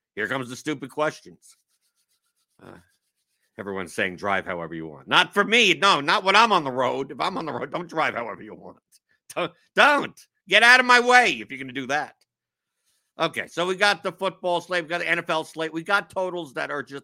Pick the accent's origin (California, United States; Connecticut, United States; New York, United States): New York, United States; now in Louisville, United States; I'm from New York.